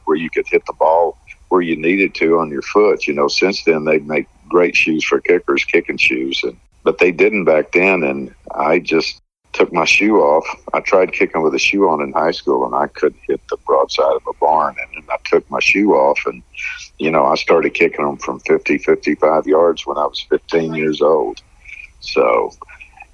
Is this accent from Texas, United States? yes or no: yes; Texas, United States; there in my home state